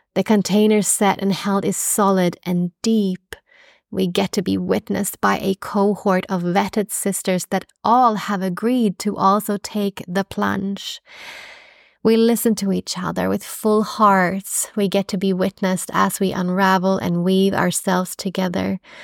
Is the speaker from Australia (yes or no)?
yes; Australia; now in Stockholm, Sweden; being an Australian midwife